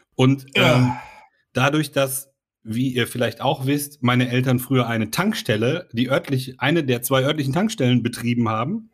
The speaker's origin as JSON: {"language": "German", "area": "Sauerland", "region": "North Rhine-Westphalia", "country": "Germany", "tie": "born or raised there", "said": "bin ich im Sauerland aufgewachsen"}